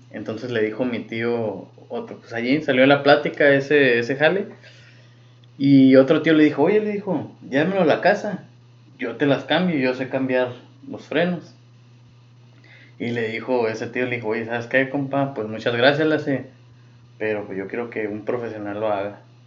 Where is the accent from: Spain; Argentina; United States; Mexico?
Mexico; uno como mexicano.